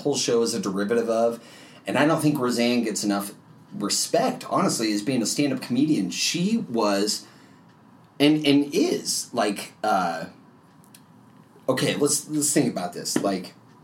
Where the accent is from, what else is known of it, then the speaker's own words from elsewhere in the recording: Grand Island, Nebraska, United States; now in Omaha, United States; we grew up in Grand Island